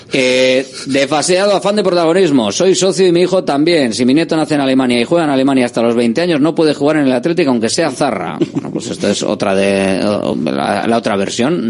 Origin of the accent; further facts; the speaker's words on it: Galdakao, Basque Country, Spain; also born or lived in Bilbao; Yo nací en Bilbao, pero yo no soy de Bilbao, yo soy de Galdacao, nací en Bilbao.